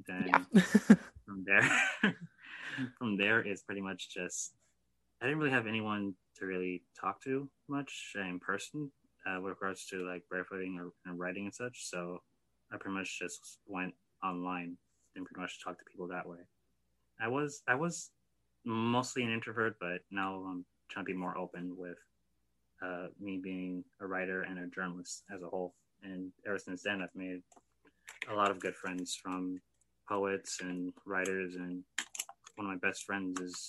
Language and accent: English; New York City, New York, United States; now in Miami Gardens, United States; I'm originally from Brooklyn, New York, but reside in Miami Gardens, Florida